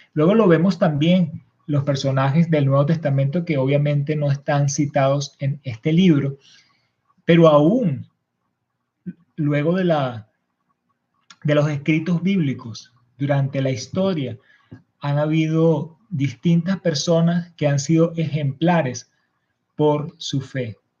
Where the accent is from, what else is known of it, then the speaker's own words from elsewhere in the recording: Venezuela; algunos de nosotros que somos nacidos en Venezuela